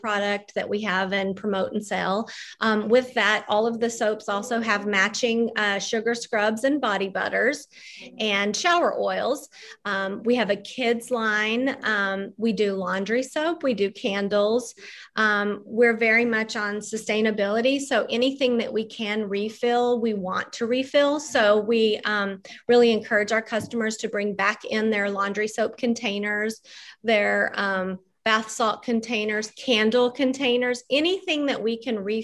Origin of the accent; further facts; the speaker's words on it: Texas, United States; accent: mixed accent from both of those places; moved away as an adult; also born or lived in Mississippi; now in St. Charles, United States; I was born and raised in Texas. I'm a Texas girl, transplanted up